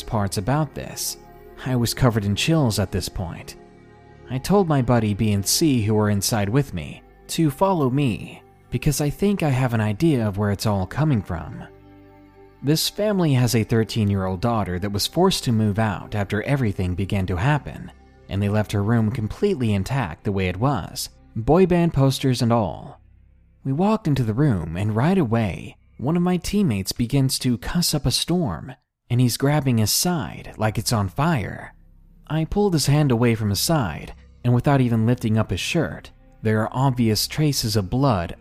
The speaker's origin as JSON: {"language": "English", "region": "Arkansas", "country": "United States", "tie": "born or raised there", "said": "my home state of Arkansas"}